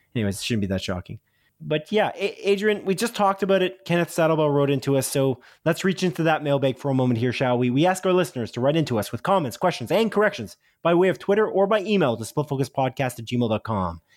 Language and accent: English; Canada; I'm a Canadian